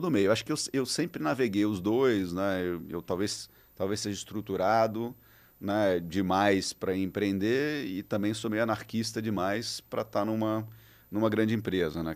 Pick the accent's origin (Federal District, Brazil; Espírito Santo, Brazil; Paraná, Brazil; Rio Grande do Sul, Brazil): Espírito Santo, Brazil; moved away; also born or lived in São Paulo; Eu sou capixaba